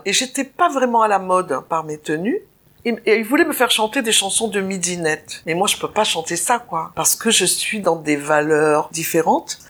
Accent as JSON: {"language": "French", "town": "Nice", "region": "Provence-Alpes-Côte d'Azur", "country": "France", "tie": "born or raised there", "said": "je suis née à Nice"}